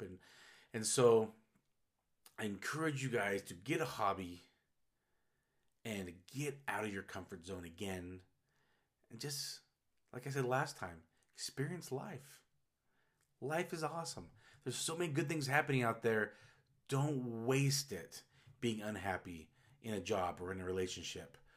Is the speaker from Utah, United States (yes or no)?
yes; Utah, United States; the whole forty years I've lived in Utah.